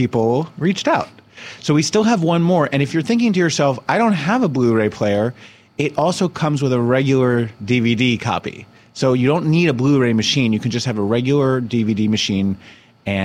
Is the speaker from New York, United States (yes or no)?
no; Summit, New Jersey, United States; my hometown of Summit, New Jersey